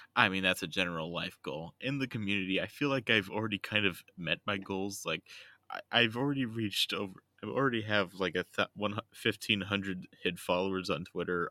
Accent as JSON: {"language": "English", "country": "United States", "tie": "born or raised there", "said": "I was raised in America"}